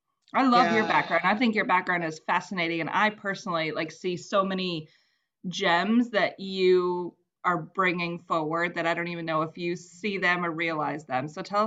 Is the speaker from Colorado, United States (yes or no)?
yes; Colorado, United States; moved away as an adult; now in Greensboro, United States; You know, I'm also not from here. I'm from Colorado and have been in Greensboro for four years.